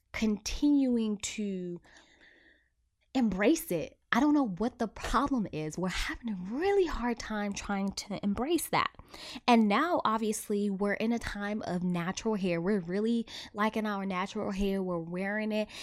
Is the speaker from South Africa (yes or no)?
yes; South Africa; I was born and raised in South Africa